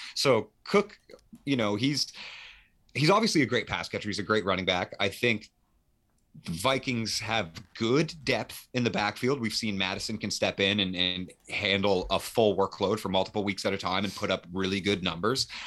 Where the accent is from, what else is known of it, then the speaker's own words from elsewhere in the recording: Canada; I am Canadian